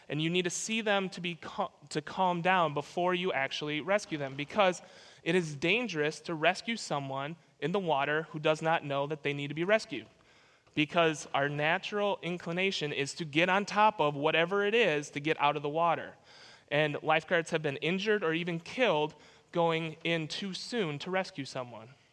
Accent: Minnesota, United States; moved away; I grew up in Minnesota

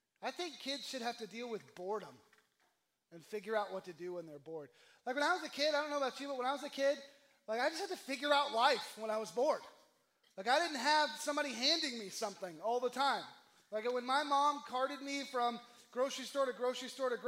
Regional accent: the South, United States; I'm from the South

